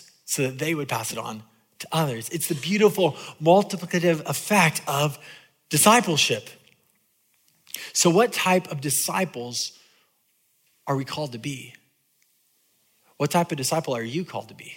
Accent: California, United States; I'm from California

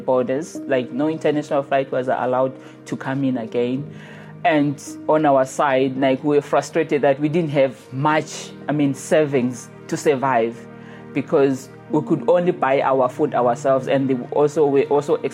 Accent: Zimbabwe; moved away as an adult; I'm from Zimbabwe

